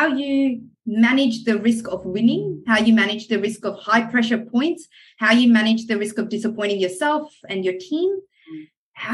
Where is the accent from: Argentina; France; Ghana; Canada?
France; also born or lived in Middle East / America / New Zealand; now in Australia; I grew up in the Middle East and in France and spent some time kind of in America and New Zealand